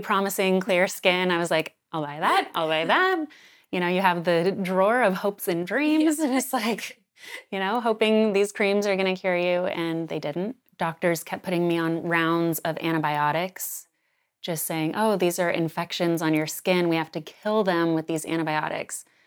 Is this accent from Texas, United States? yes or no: no; Sedona, Arizona, United States; now in New York City, United States; we knew growing up in Sedona